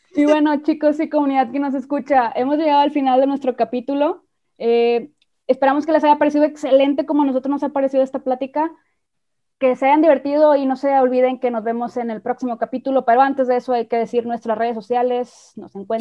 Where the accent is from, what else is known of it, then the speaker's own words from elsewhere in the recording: Mexico; nosotros somos de México